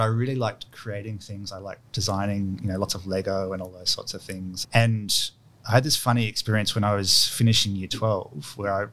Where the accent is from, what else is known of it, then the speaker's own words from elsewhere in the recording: Kurrajong, New South Wales, Australia; also born or lived in Sydney; So I was born in Sydney, actually out lived in Kurrajong.